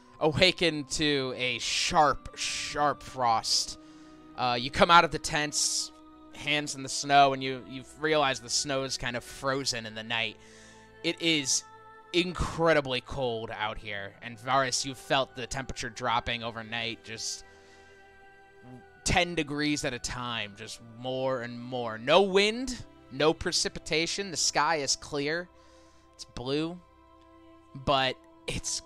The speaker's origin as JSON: {"language": "English", "region": "Midwest", "country": "United States", "said": "we're from the Midwest"}